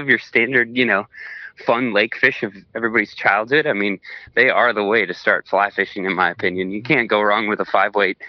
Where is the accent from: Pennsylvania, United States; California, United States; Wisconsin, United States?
Wisconsin, United States; Polk County, near the St. Croix; I grew up in Polk County, which is not too far from the St. Croix